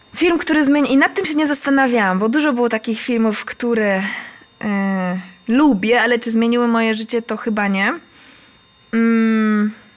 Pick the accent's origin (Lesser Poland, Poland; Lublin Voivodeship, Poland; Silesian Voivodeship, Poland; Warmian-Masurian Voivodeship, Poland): Silesian Voivodeship, Poland; Katowice; ja jestem z Koszutki